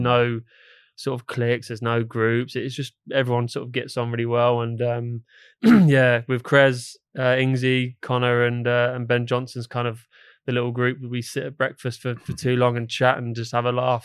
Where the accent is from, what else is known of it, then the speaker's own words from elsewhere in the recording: England, United Kingdom; now in London, United Kingdom; for me being English